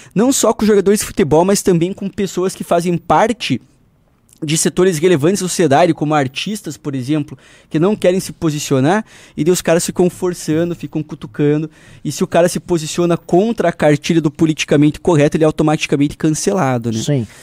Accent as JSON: {"language": "Portuguese", "region": "Paraná", "country": "Brazil", "accent": "Paranaense", "said": "O sotaque do nosso ah. Paranazão"}